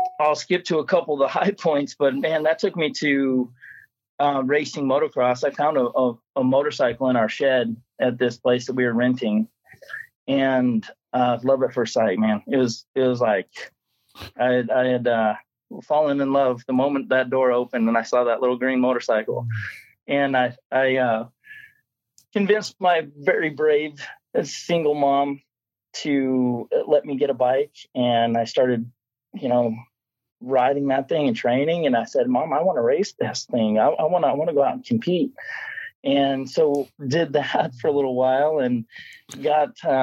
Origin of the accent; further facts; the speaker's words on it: Colorado, United States; when I was almost 5 years old, growing up in Colorado.